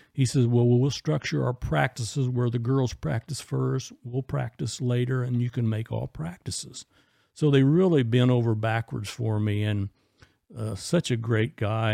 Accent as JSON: {"language": "English", "region": "Illinois", "country": "United States", "tie": "born or raised there", "also_born_or_lived": "Indiana", "said": "came back to Illinois"}